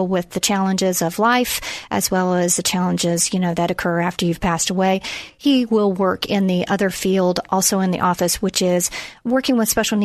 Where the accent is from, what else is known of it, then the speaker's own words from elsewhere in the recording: Florida, United States; I am a native of Florida